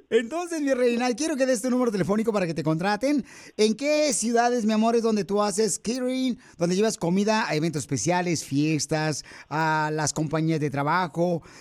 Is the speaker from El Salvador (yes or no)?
yes; El Salvador; now in United States; Y dime, ¿a qué venimos Estados Unidos de El Salvador? Venimos a trunfear ¡Eso venimos!